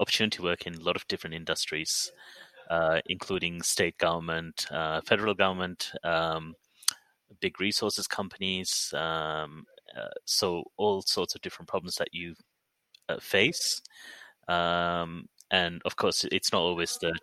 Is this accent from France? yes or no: no; Perth, Western Australia, Australia; born or raised there